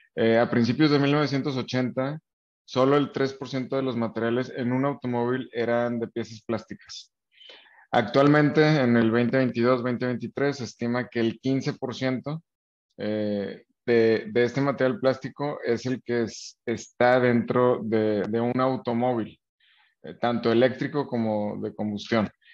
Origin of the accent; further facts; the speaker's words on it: Nuevo León, Mexico; nosotros como mexicanos, eh, específicamente más los del norte acá en Nuevo León